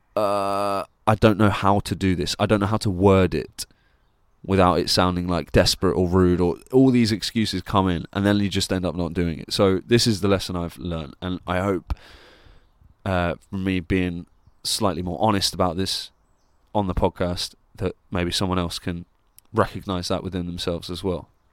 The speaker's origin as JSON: {"language": "English", "town": "Plymouth", "region": "South West England", "country": "United Kingdom", "tie": "born or raised there", "moved": "yes", "said": "I'm doing this show in Plymouth in my hometown where I grew up"}